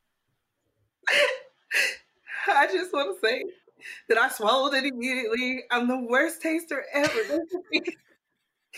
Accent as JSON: {"language": "English", "town": "Topeka", "region": "Kansas", "country": "United States", "tie": "born or raised there", "moved": "yes", "lives_now": "Nashville, United States"}